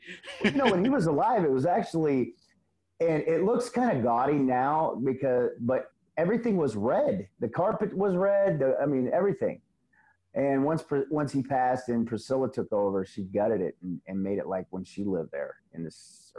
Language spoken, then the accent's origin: English; Missouri, United States; also born or lived in Illinois / North Carolina; I originally was born in Illinois and moved to Missouri when I was a kid. Right. And my dad had gotten custody of me, and he'd gotten remarried. So we moved to North Carolina, Jacksonville, out there at Cherry Point.